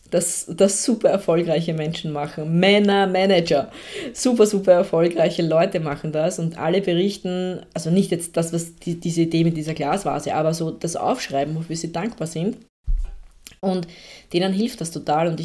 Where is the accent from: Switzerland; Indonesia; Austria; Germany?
Austria; Also ich bin eine, eine Österreicherin und da gibt es dann halt einen heftigen Dialekt auch dahinter dann teilweise.